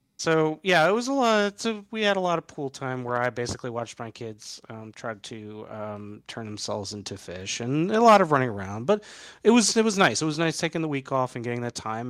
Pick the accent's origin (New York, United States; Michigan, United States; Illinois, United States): New York, United States; New York City; moved away; I was born in New York City